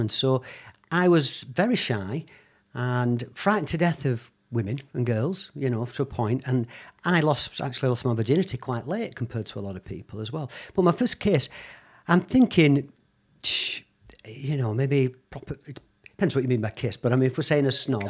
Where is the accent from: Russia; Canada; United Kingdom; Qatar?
United Kingdom; Bolton, North West England; also born or lived in Lagos, Nigeria; I was born in Bolton, so I'm a Bolton lad. But as a child, I've been moved around quite a lot, and initially, for the first probably five years of my life, in and out of Africa.